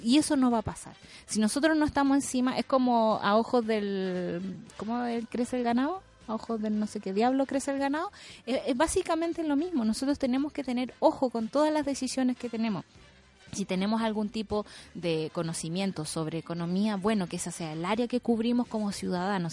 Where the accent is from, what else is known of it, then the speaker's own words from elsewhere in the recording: Chile; somos los chilenos